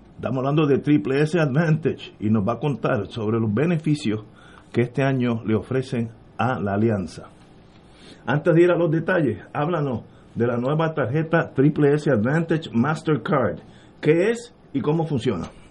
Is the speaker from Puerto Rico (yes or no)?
yes; Puerto Rico; como soy puertorriqueño, yo vivo y moriré aquí, porque yo no puedo vivir en el exilio donde sea, donde tú quieras, yo soy de aquí